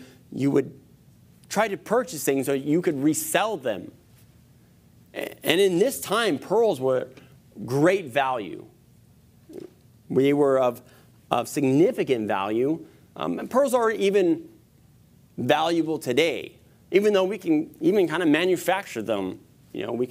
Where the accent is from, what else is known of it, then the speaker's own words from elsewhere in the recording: United States; growing up in America